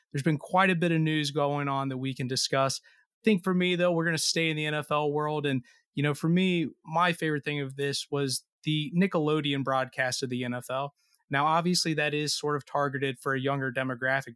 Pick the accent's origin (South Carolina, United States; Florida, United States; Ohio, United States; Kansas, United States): Ohio, United States; Cincinnati; my hometown Cincinnati